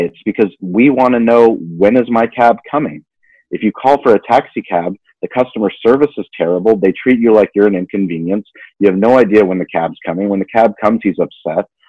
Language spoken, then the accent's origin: English; La Jolla, California, United States; growing up in La Jolla in a place that's very privileged